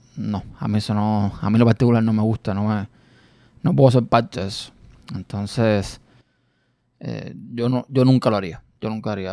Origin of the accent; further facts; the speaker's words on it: Cuba; moved away; Yo nací en un pueblo en mi país natal, que es Cuba, en un pueblo, digamos, de campo